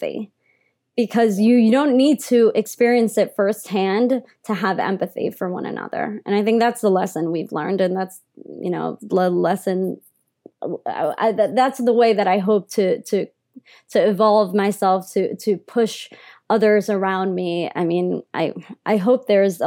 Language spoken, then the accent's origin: English; New York, United States; accent: New Yorker; I was raised in New York, was raised in all white schools at times, like at least for my elementary school